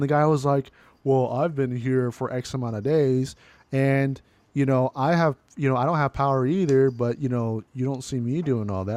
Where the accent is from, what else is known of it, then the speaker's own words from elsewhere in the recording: California, United States; I was born and raised in California